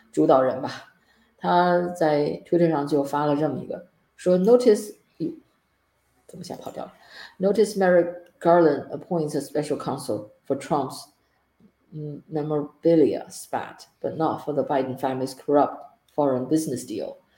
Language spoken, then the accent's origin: Chinese; China; 我们中国人